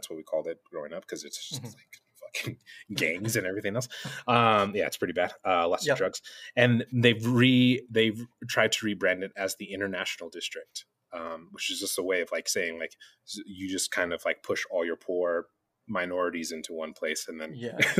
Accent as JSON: {"language": "English", "region": "New Mexico", "country": "United States", "tie": "born or raised there", "said": "In New Mexico."}